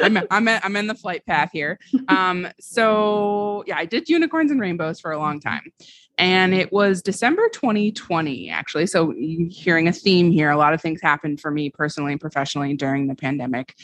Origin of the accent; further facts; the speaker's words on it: Vermont, United States; moved away as an adult; also born or lived in Washington, D.C.; I grew up in Vermont